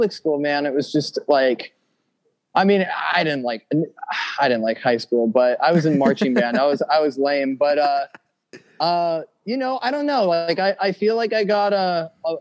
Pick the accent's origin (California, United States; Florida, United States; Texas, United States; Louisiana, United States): California, United States; Santa Monica; Born and raised in Santa Monica